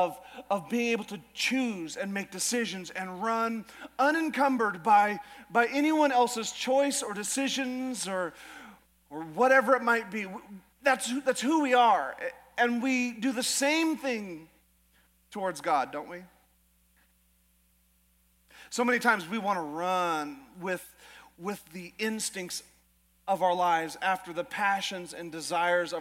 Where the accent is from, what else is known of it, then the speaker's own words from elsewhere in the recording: Alaska, United States; moved away as an adult; now in Idaho, United States; I was always raised in Alaska